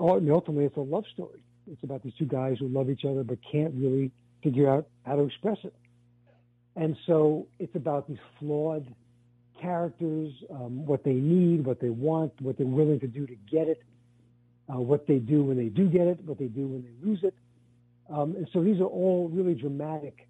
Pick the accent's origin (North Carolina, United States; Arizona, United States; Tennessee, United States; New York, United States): New York, United States; New York City; I grew up in Brooklyn, in a working class neighborhood